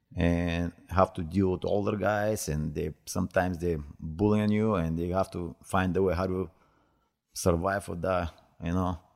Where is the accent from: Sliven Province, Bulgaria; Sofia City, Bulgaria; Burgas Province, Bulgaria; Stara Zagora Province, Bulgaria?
Stara Zagora Province, Bulgaria; Stara Zagora; English is a second language; moved away; I am from, from Bulgaria. I born in Stara Zagora, that's my hometown, uh, nineteen sixty-eight